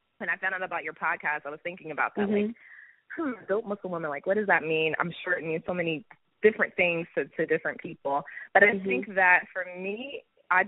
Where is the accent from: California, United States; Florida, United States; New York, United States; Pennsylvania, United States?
Pennsylvania, United States; Philadelphia; So I grew up in Philly.